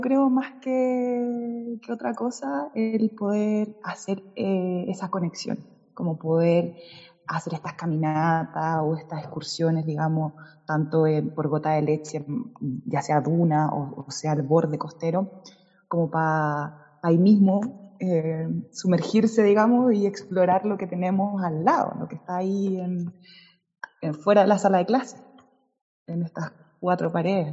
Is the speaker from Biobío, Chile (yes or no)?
no; Las Cruces, Valparaíso, Chile; also born or lived in Concepción; nací en Concepción, me fui a las cruces de muy pequeña junto a mi familia